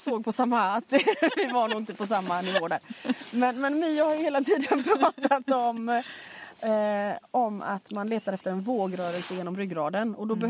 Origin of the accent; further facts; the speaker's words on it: Gothenburg, Västra Götaland, Sweden; när jag växte upp i Göteborg